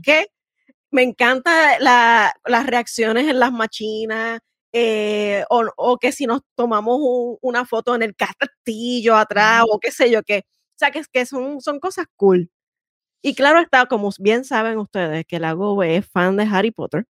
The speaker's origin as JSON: {"language": "Spanish", "town": "San Juan", "country": "Puerto Rico", "said": "yo soy sanjuanera hasta la muerte, no importa dónde esté"}